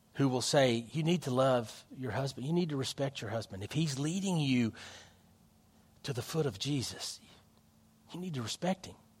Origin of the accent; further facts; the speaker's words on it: United States; our country